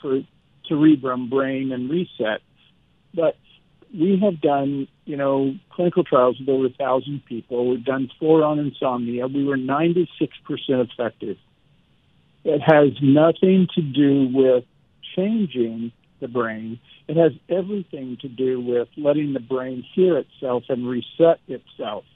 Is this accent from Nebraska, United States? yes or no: yes; Nebraska, United States; I was from Nebraska and a country boy